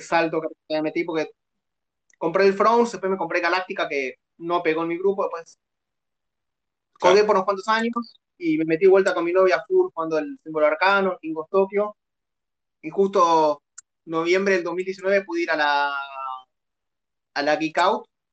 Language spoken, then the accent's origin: Spanish; Buenos Aires, Argentina; Soy de Buenos Aires, vivo